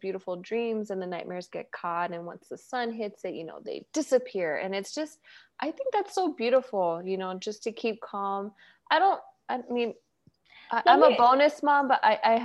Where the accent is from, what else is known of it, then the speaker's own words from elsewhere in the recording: Mexico; our Mexican culture